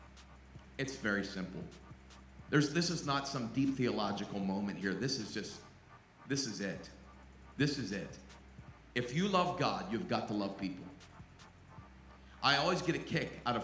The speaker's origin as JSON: {"language": "English", "town": "Pittsburgh", "region": "Pennsylvania", "country": "United States", "tie": "born or raised there", "said": "I grew up in and around Pittsburgh"}